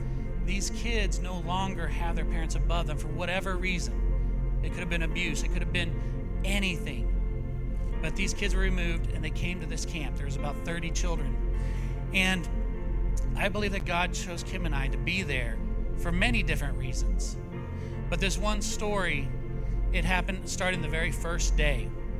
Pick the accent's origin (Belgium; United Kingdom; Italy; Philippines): Italy; also born or lived in United States; I grew up in Italy. I went back to the United States.